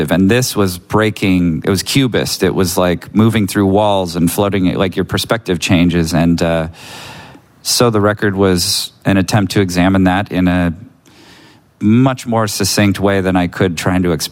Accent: United States; also born or lived in San Francisco / south of France; now in California, United States; I'm too American.

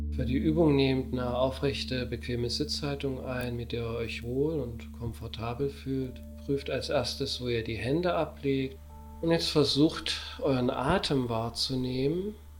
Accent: Germany; also born or lived in Gotha; now in Berlin, Germany; Ich komme aus der DDR

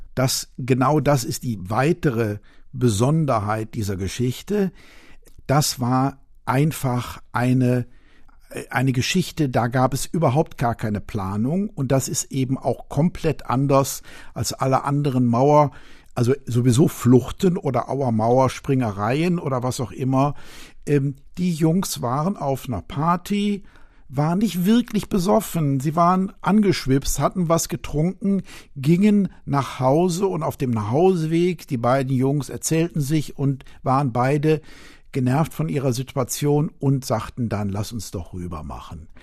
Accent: West Germany, Germany; im Westen, wo ich aufgewachsen bin

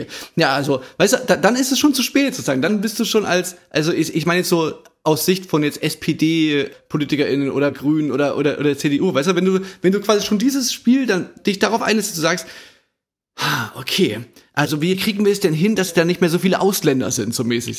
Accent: East Germany, Germany; wir sind ja auch im Osten aufgewachsen

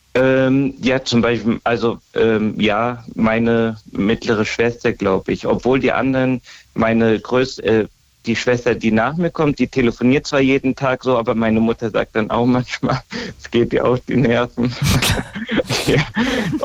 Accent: Großkrotzenburg, Hesse, Germany; Großkotzenburg. Gro das ist bei Hanau

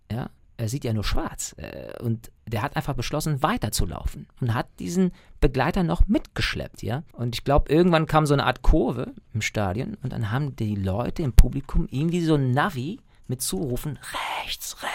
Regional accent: United States; Natürlich, ich bin ja Amerikaner, ich habe ja auch eine, einen US-Pass und einen irischen Pass, aber ich lebe ja nicht da.

